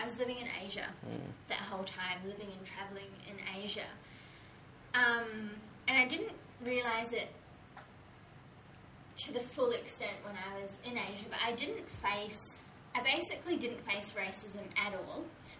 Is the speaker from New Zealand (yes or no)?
yes; New Zealand; as a New Zealander, I could go into Japan on that visa. Like, my brownness doesn't matter at that point